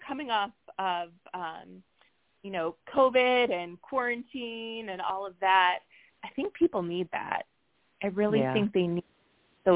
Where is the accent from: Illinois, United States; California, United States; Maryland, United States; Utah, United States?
Illinois, United States; Chicago area; I hosted a big Chicago area meetup in my hometown